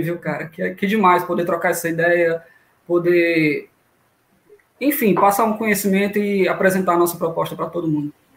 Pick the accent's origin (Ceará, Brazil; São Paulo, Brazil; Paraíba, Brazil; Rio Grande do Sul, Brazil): Ceará, Brazil; Fortaleza; sou daqui mesmo, de Fortaleza, Ceará, terrinha de muito calor até a noite.